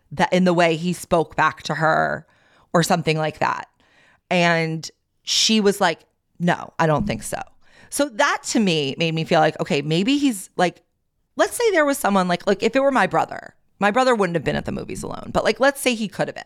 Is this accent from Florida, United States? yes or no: no; Long Beach, New York, United States; moved away; I grew up on Long Beach